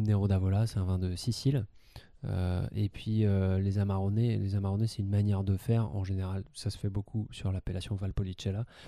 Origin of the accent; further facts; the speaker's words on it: France; en tant que, en tant que Français